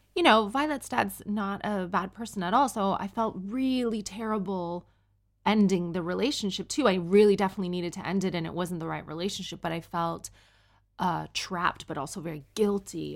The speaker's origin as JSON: {"language": "English", "country": "Canada", "moved": "yes", "lives_now": "United Kingdom", "said": "I'm Canadian and I'm a single mom"}